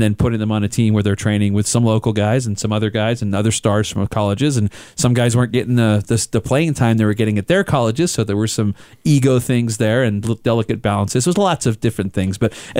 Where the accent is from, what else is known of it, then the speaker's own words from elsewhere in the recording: England, United Kingdom; where England got knocked out of the World Cup because I am an Englishman.